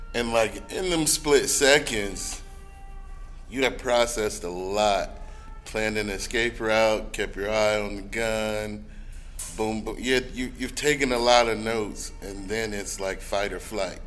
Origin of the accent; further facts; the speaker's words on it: Alabama, United States; now in Atlanta, United States; Alabama, which is my home state